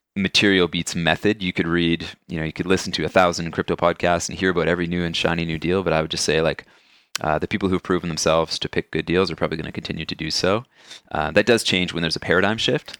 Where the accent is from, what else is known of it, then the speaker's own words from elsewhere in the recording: Canada; as a Canadian